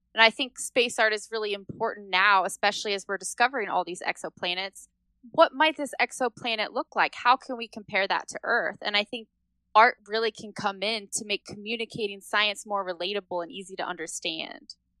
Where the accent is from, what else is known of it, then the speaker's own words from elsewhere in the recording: Indiana, United States; I grew up in Indiana on a farm